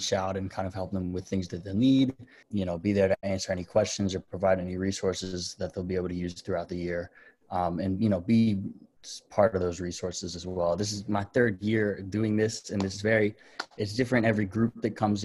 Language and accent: English; Staunton, Virginia, United States; my hometown is Stanton, Virginia